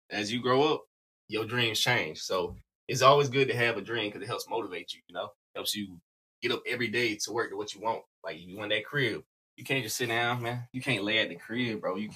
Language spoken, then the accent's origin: English; South Carolina, United States; Y'all don't know. I'm from South Carolina.